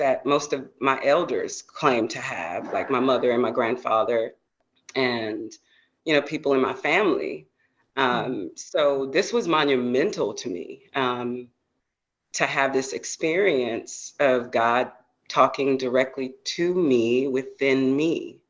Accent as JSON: {"language": "English", "region": "the South", "country": "United States", "tie": "born or raised there", "said": "going to church and being a Baptist girl growing up in the South"}